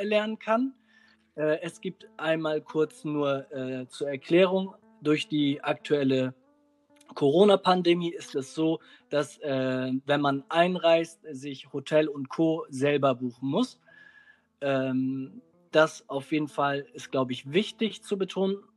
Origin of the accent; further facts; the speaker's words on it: Germany; wenn wir in einer, ja, in, in Deutschland aufwachsen, dann wachsen jetzt zwischen zwei Gesellschaften auf